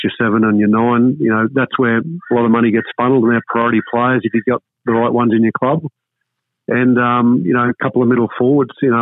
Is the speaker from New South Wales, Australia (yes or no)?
no; Warwick, Queensland, Australia; I grew up in Warwick